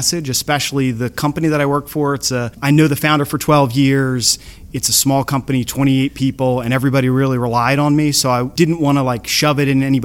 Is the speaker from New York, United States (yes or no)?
no; Surf City, New Jersey, United States; I'm from Surf City, New Jersey.